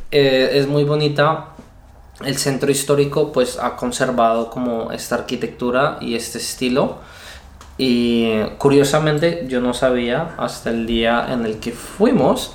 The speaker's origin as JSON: {"language": "Spanish", "country": "Colombia", "moved": "yes", "said": "En Colombia no le decimos bombones, les decimos más melos"}